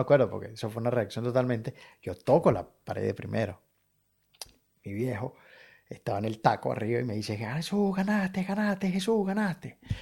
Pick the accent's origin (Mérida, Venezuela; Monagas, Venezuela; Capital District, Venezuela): Capital District, Venezuela; Caracas; moved away as an adult; now in Brisbane, Australia; vivir lo que he vivido en, Caracas